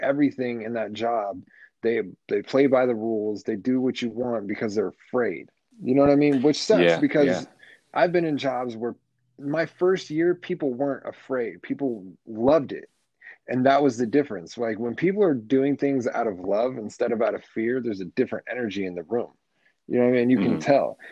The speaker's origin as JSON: {"language": "English", "town": "Las Vegas", "region": "Nevada", "country": "United States", "tie": "born or raised there", "also_born_or_lived": "Arizona", "said": "I've been here since I can remember. Since, like, second or third grade, something like that."}